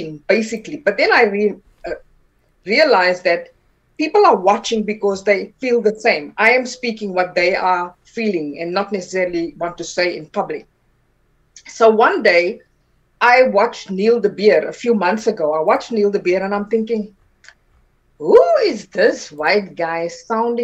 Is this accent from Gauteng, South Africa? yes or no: yes; Pretoria, Gauteng, South Africa; born or raised there; first language Afrikaans; English is a second language; also born or lived in Taung, South Africa / Johannesburg, South Africa